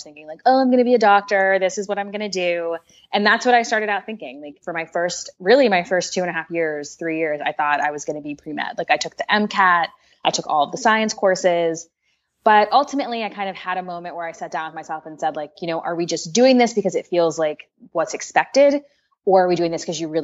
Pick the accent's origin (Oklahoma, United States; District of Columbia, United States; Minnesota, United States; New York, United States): District of Columbia, United States; Washington; I grew up in Washington, D.C.